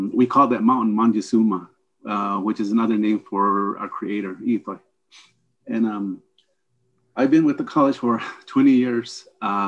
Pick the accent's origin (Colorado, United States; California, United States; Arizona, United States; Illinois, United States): Arizona, United States; Kugach, Tohono O'odham Nation; I'm from Kugach, which is the mound that you see on the flyer